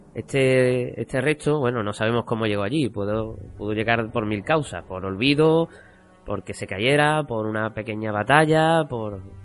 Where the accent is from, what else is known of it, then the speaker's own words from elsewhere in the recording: Cádiz, Andalusia, Spain; lo que venimos siendo los gaditanos